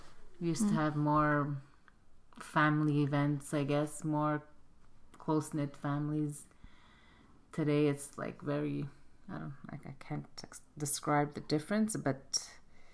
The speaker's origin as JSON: {"language": "English", "town": "Montreal", "region": "Quebec", "country": "Canada", "said": "Montreal, Canada."}